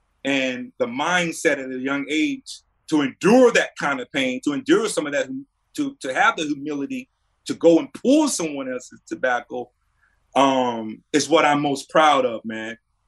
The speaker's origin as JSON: {"language": "English", "region": "North Carolina", "country": "United States", "tie": "born or raised there", "said": "Representing my hometown, representing the state of North Carolina is also right up there."}